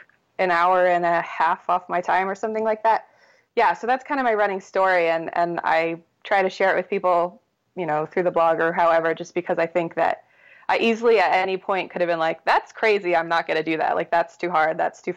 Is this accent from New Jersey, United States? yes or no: yes; New Jersey, United States; I grew up in South Jersey, kind of near Atlantic City, about an hour from Philly